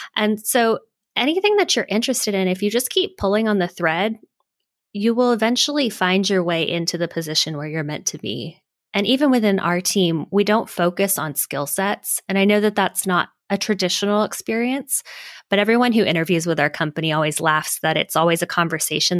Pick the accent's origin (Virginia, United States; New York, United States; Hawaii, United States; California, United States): Hawaii, United States; moved away; also born or lived in Silicon Valley; I'm originally from Hawaii